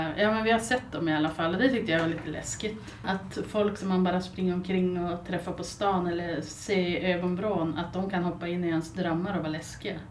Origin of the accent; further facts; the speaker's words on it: Byske, Västerbotten County, Sweden; moved away as an adult; also born or lived in Malmö / Gothenburg / Alingsås; now in Skellefteå, Sweden; Sen har jag flyttat tillbaks till Byske där jag är född och uppvuxen och sen hamnade jag i Skellefteå igen